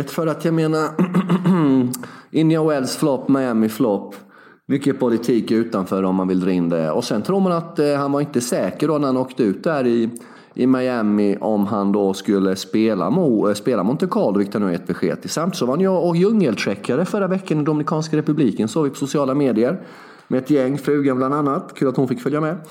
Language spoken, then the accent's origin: Swedish; Småland, Sweden; Vi är hardcore, vi är smålänningar.